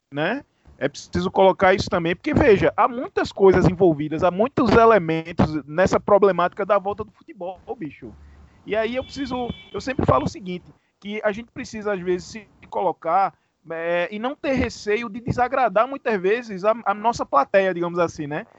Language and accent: Portuguese; Vertentes, Pernambuco, Brazil; now in Recife, Brazil; eu sou do interior do estado, eu sou do interior de Pernambuco, né, de uma cidade chamada Vertentes